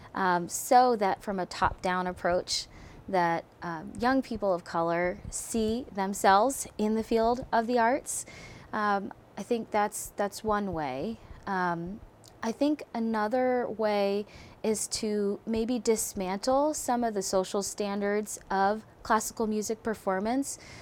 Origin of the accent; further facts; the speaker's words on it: Philadelphia, Pennsylvania, United States; also born or lived in Berlin; now in Eugene, United States; growing up in Philadelphia